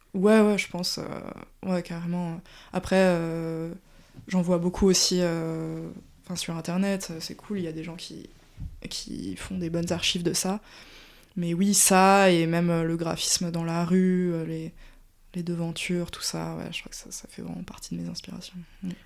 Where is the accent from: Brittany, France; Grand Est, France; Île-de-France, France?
Île-de-France, France; Paris; also born or lived in Strasbourg; je suis née à Paris et ça fait du coup 30 ans que j'y vis, sauf mon temps à Strasbourg